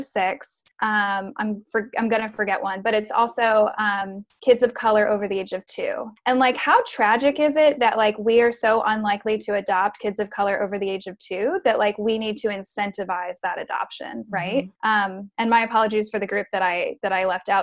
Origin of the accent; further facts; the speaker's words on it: Midwest, United States; moved away; I grew up in the Midwest